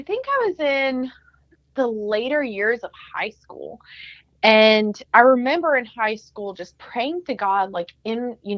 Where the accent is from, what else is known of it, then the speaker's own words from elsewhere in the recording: Texas, United States; I'm an elementary teacher. I'm from Texas.